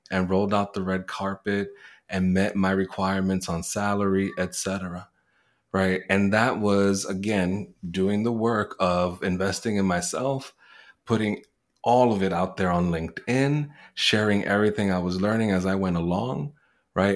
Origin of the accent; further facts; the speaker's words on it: New York City, New York, United States; first language Spanish; English is a second language; also born or lived in Puerto Rico; I was born in Puerto Rico. I was raised in the Bronx in New York City, not too far from Yankee Stadium